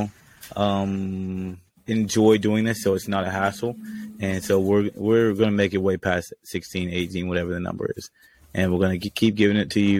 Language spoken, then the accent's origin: English; Georgia, United States; I grew up in Georgia